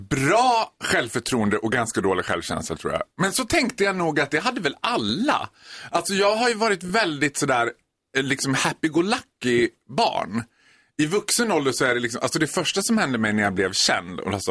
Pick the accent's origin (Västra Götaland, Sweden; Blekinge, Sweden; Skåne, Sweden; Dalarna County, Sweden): Dalarna County, Sweden; Borlänge; Jag är född och uppvuxen i Borlänge, jag gick på en av de värsta skolorna.